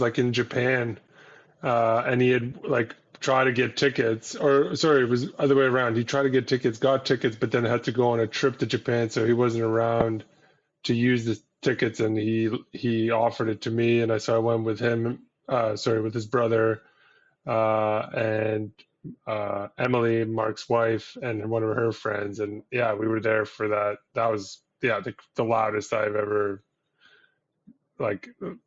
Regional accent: Ottawa, Ontario, Canada; moved away as an adult; also born or lived in Syria; now in Toronto area, Canada; we're all from Ottawa.

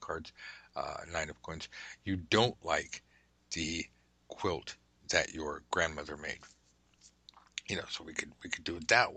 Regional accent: Southern California, United States; I'm from Southern California, so we don't even like blankets.

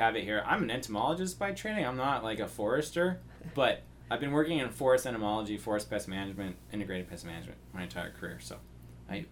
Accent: Sonoma, California, United States; also born or lived in Davis, California / Northeastern United States / Los Angeles area; I'm from Sonoma, the town of originally, and so I grew up in the area

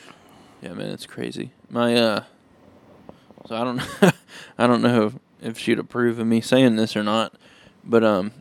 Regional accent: Palestine, Texas, United States; went right back to, I think we're from Palestine, right?

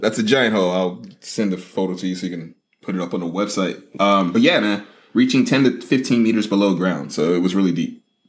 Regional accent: United States; as an American

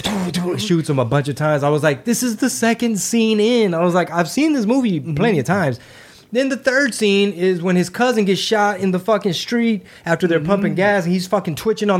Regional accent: United States; born or raised there

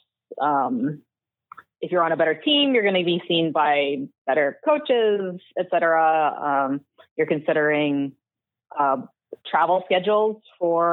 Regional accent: Delta, British Columbia, Canada; I grew up in Delta.

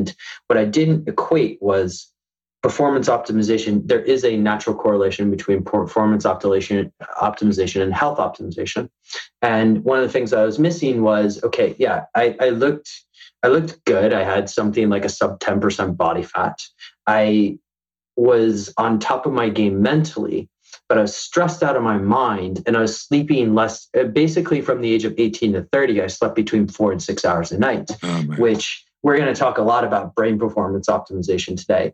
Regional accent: United States; I'm American, I have my passport

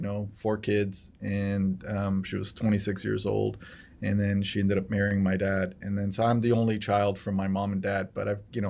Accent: Los Angeles, California, United States; also born or lived in Aleppo, Syria; I was born in 1971. I came to the States in 1978. Came to LA, went to public school throughout LA, went to Vine Street Elementary, LeConte Junior High School, Fairfax High School, then went on to do my undergraduate education here at UCLA.

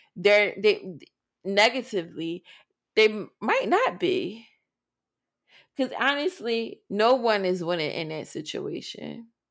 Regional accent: Philadelphia, Pennsylvania, United States; growing up in Philadelphia

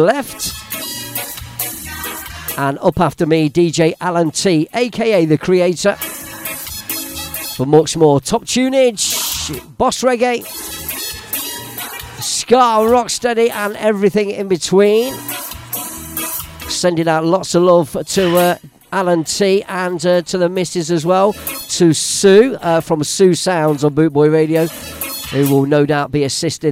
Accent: Leicester, East Midlands, United Kingdom; live in Leicester, that's my hometown

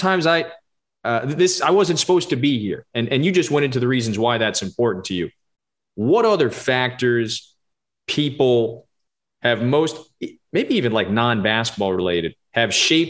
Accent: New Jersey, United States; I'm from New Jersey.

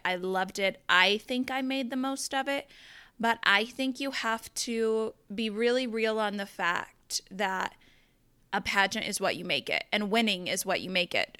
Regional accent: Southeastern Colorado, United States; now in Denver, United States; I'm originally from Southeastern Colorado. I grew up on a farm and a ranch.

